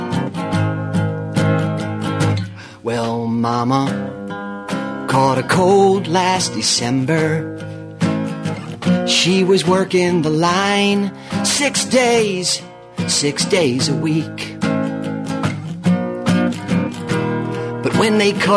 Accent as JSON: {"language": "English", "town": "New York City", "region": "New York", "country": "United States", "tie": "born or raised there", "said": "I growing up in New York City"}